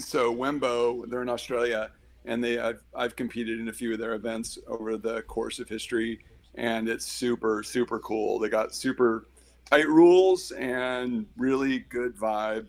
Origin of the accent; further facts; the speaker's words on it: Eugene, Oregon, United States; I grew up in Eugene